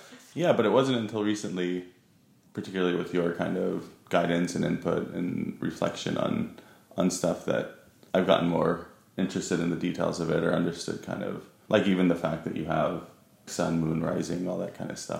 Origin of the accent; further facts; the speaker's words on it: Huntington Beach, California, United States; moved away as an adult; also born or lived in Providence, Rhode Island; now in London, United Kingdom; at a very young age moved to Southern California, mostly grew up in Huntington Beach